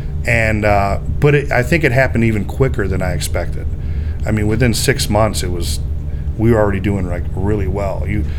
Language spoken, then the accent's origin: English; Park Forest, Illinois, United States; now in Schererville, United States; This is where I lived. I'm from Illinois originally.